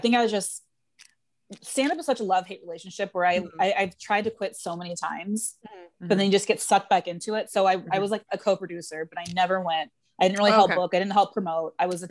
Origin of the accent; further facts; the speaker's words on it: Plano, Texas, United States; moved away as an adult; also born or lived in Waco, Texas; now in New York, United States; So May 14th, 1992 is my birth date. And I was born in Plano, Texas.